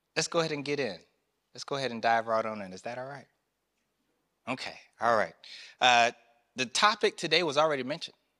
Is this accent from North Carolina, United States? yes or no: yes; North Carolina, United States; I grew up in North Carolina, the country South